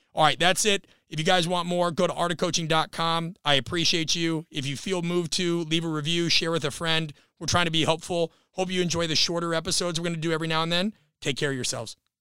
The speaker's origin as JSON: {"language": "English", "region": "Nebraska", "country": "United States", "said": "I'm from Nebraska as well"}